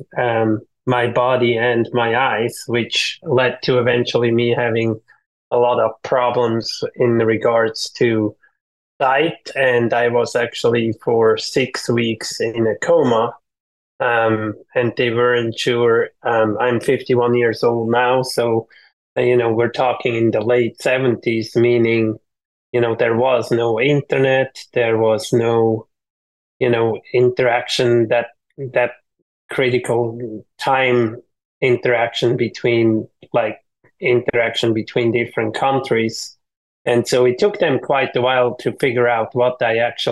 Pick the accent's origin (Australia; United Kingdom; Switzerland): Switzerland; moved away as an adult; now in Folsom, United States; all my growing up in Switzerland, even through business school